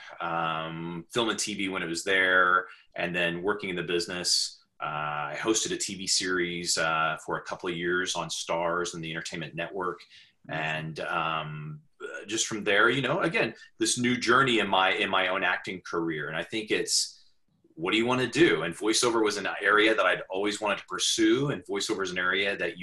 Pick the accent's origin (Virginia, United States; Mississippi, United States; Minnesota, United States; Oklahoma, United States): Oklahoma, United States; moved away as an adult; now in New York City, United States; I grew up in Oklahoma